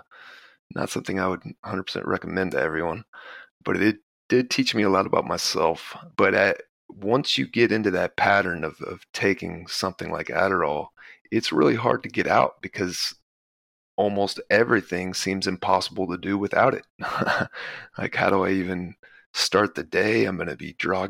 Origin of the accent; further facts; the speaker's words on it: Texas, United States; also born or lived in Baton Rouge, Louisiana; I was born in Baton Rouge, but I grew up in Texas